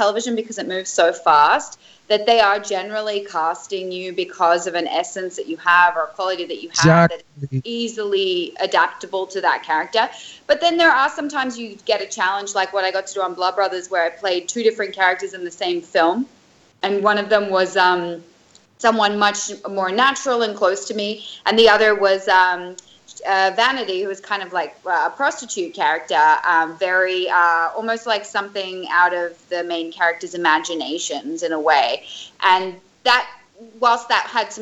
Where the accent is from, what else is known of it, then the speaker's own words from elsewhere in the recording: Australia; accent: Australian; my Australian accent